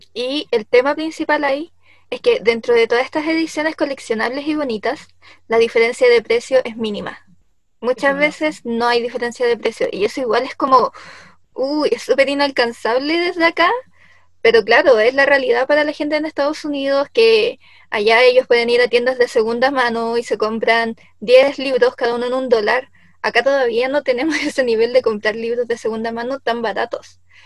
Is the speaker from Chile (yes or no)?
yes; Chile; nacimos en Chile